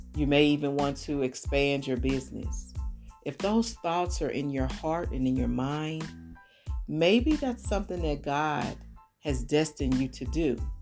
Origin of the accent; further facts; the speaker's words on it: St. Louis, Missouri, United States; moved away as an adult; now in Atlanta, United States; I was born and raised in St. Louis